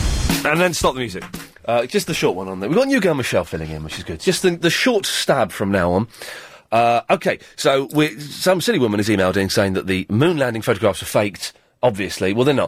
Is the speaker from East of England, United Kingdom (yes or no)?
no; Slough, South East England, United Kingdom; moved away; I'm from Slough. I don't live in Slough.